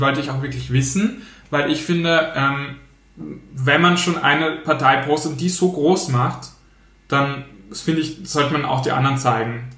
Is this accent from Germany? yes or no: no; Austria; wir Österreich sind